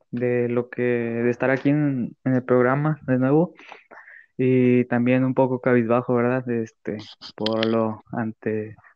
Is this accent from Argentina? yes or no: yes; Argentina; now in Mexico; ¿cómo voy a representar México si yo soy argentino, yo soy tengo otra sangre y así.